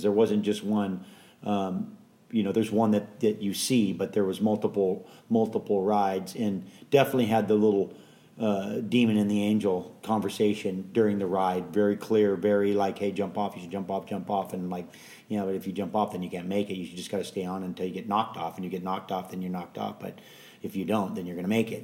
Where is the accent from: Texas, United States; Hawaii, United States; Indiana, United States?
Hawaii, United States; born or raised there; also born or lived in San Francisco, California